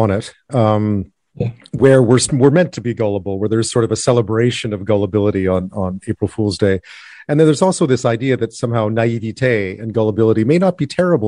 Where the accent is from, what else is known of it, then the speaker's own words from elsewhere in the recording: Quebec, Canada; I grew up in Quebec